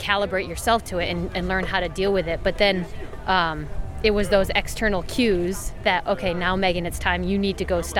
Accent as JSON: {"language": "English", "country": "United States", "said": "being an American"}